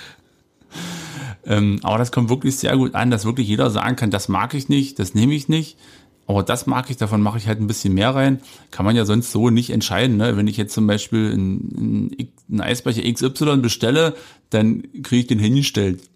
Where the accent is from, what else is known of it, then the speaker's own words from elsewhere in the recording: Jessen, Saxony-Anhalt, Germany; ich komme aus einem kleinen Ort, da gab es eine Eisdiele